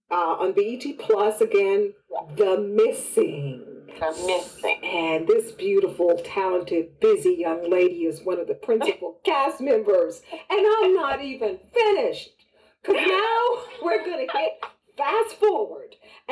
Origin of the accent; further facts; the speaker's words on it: Houston, Texas, United States; And since I'm from Texas, I'm originally from Houston